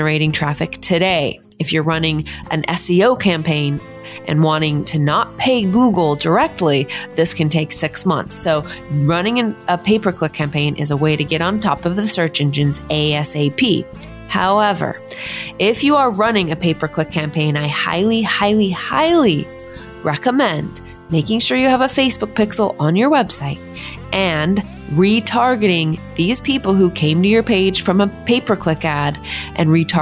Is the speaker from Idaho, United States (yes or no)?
yes; Idaho Falls, Idaho, United States; moved away as an adult; now in Portland, United States; I'm from Idaho Falls, Idaho. I was born and raised there and moved here to Portland 4 years ago.